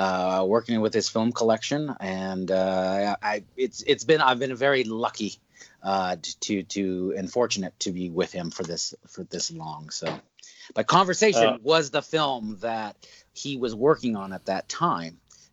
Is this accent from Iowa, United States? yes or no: no; Santa Cruz, California, United States; also born or lived in Los Angeles, California; I was born and raised in Northern California.